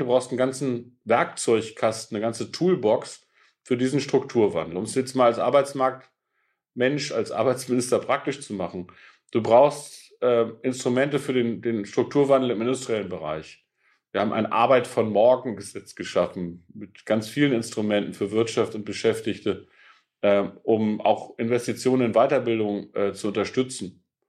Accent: Peine, Lower Saxony, Germany; ich komme aus der niedersächsischen Stadt Peine, das ist zwischen Braunschweig und Hannover. Das ist eine Stahlstadt. Meine mhm. Heimatstadt hat 50.000 Einwohner

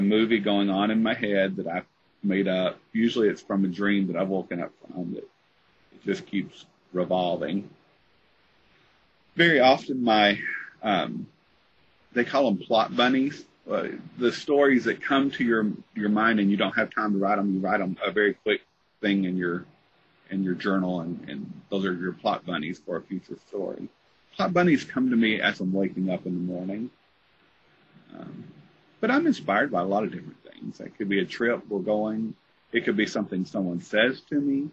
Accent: Tennessee, United States; moved away; also born or lived in Missouri; I'm from Tennessee

